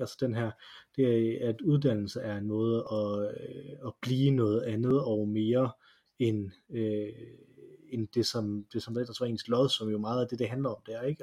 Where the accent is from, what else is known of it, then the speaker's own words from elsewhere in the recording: Silkeborg, Central Denmark Region, Denmark; Jeg gik i sin tid, øh, fordi jeg var fra Silkeborg.